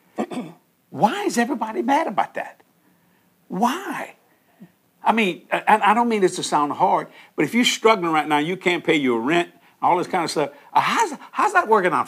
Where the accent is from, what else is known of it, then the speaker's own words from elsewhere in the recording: New Orleans, Louisiana, United States; also born or lived in Houma, Louisiana; I'm born and raised in New Orleans. I was born in Algiers, which is the West Bank of New Orleans.